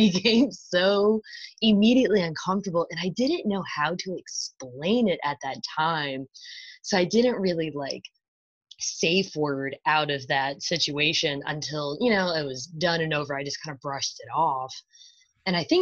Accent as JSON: {"language": "English", "region": "New York", "country": "United States", "said": "me being a New Yorker"}